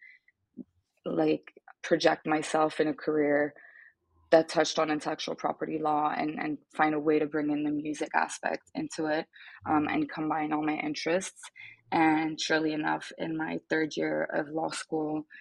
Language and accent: English; Geneva, Switzerland; English is a second language; moved away as an adult; now in New York, United States; I am actually Swiss and Italian, and I was born and raised in Geneva in Switzerland